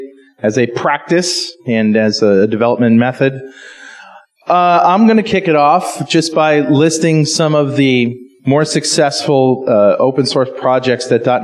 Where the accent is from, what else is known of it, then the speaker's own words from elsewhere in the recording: Connecticut, United States; But, you know, I'm from Connecticut, so I'm sort of used to that.